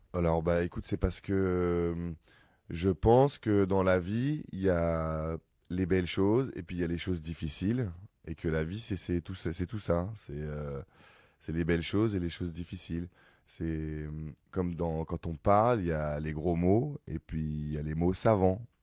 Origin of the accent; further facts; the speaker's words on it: Ivry-sur-Seine, Île-de-France, France; moi je suis né à Ivry, j'ai grandi à Ivry